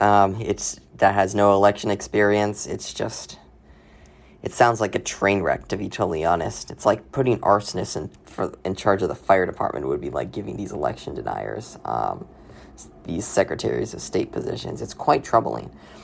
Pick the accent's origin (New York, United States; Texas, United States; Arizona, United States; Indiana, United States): Arizona, United States; Arizona, my home state